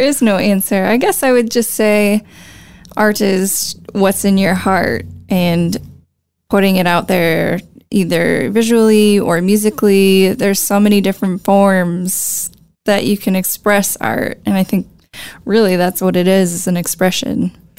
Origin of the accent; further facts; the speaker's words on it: La Crosse, Wisconsin, United States; I am from Lacrosse. I was born and raised in Lacrosse